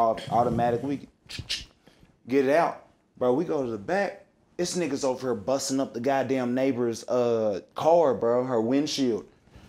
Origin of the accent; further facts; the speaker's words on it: Kentucky, United States; But I'm from Algonquin, too, though.